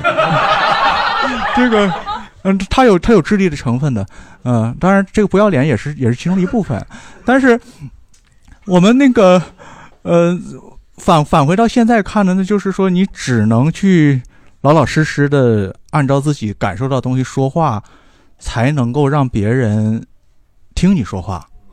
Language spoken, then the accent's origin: Chinese; Northeast China, China; accent: Northeastern Chinese dialect; 我们东北话叫住宿住宿